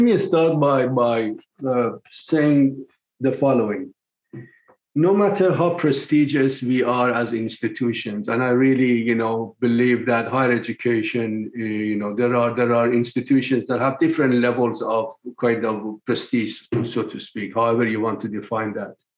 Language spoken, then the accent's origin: English; Tehran, Tehran Province, Iran; moved away as an adult; also born or lived in England / Michigan, United States; now in United States; I was born in Tehran, Iran in 1954. Uh, my family were very modest, to, to put it very generously, and uh, struggled through life. But once I finished my high school, I left Iran in 1975